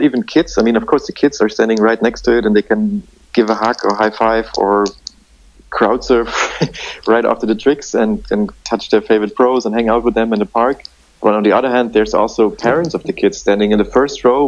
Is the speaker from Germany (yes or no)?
yes; Dresden, Saxony, Germany; my own hometown, to Dresden in the east of Germany